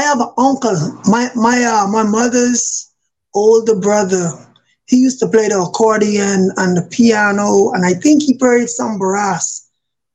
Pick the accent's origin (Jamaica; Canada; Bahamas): Bahamas; Nassau, New Providence; now in Newport News, United States; I am originally from Nassau, Bahamas, but I reside in Virginia. I stay in the Newport News area.